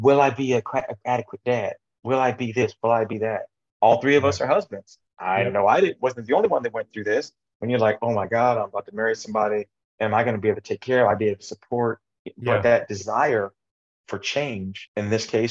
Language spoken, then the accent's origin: English; Midwest, United States; I grew up in the Midwest